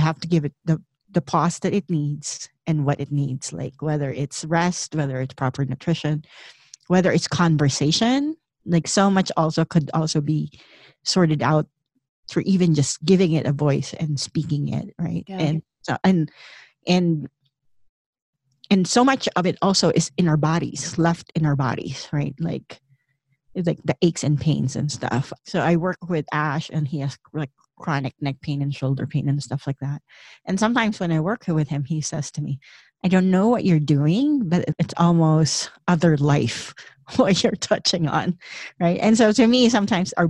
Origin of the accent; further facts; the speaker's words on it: Philippines; moved away as an adult; I grew up in the Philippines